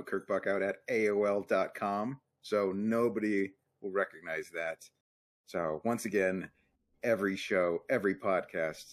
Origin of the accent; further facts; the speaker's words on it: Arizona, United States; now in Colorado, United States; I come from Arizona